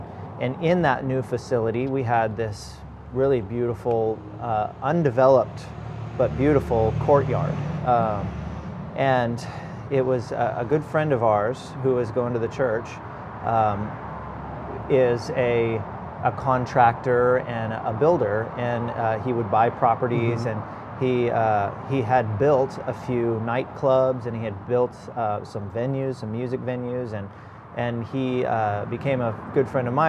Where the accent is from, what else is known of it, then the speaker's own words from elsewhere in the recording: Corpus Christi, Texas, United States; also born or lived in California; I was born in California, and we moved here when I was eight. And so my mom is from Corpus Christi, and that's one of the reasons we moved back to Corpus Christi.